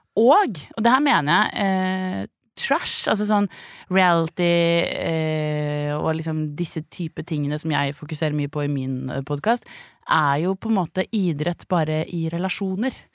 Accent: Tønsberg, Vestfold, Norway; Jeg er fra Tønsberg, født i 95.

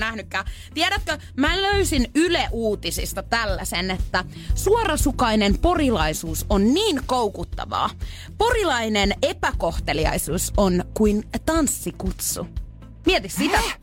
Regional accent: Pori, Satakunta, Finland

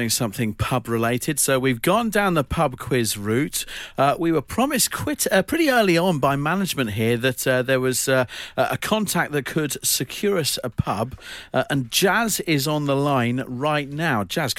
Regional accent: South Africa; and I'm not even German. Wow. I'm South African.

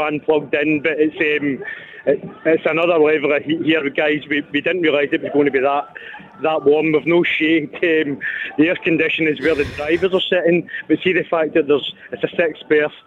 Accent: Paisley, Scotland, United Kingdom; I'm from Paisley

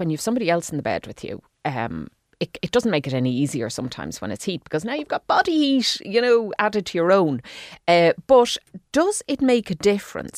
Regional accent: Ireland; we're Irish

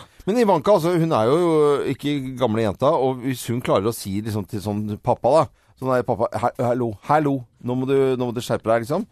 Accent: Norway; Vi holder på her hjemme i Norge

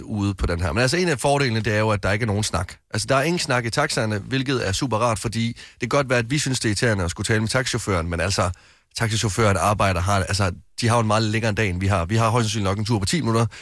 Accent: West Jutland, Denmark; hjemme i Vestjylland

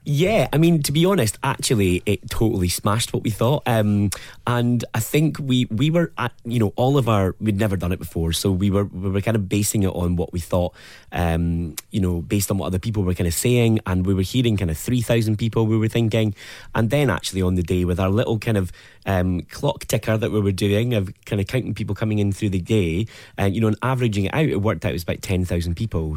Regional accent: Dundee, Scotland, United Kingdom; I'm from Dundee, and I think growing up, I never thought we would have a Pride in Dundee

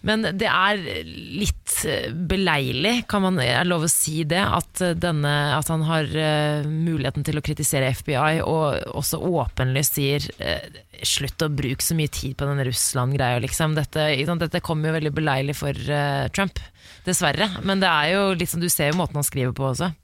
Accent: Oslo, Norway; jeg er oppvokst på Oslo vest

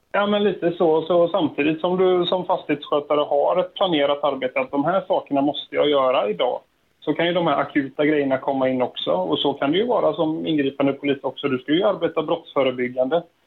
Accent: Landvetter, Västra Götaland, Sweden; jag är uppvuxen eh, en bit öster om eh, Göteborg. Det är ingen hemlighet. Landvetter.

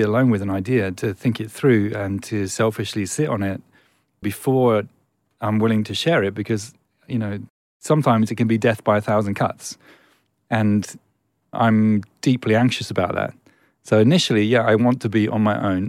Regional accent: England, United Kingdom; I'm English

